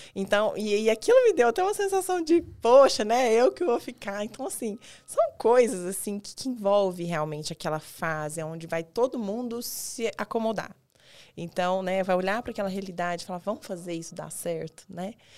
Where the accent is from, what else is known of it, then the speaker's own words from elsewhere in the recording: Goiás, Brazil; now in Araçatuba, Brazil; eu sou de Goiás